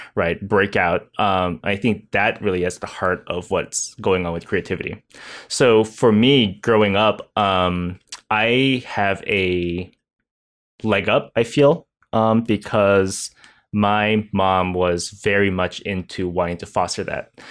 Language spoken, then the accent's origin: English; United States; I am Chinese American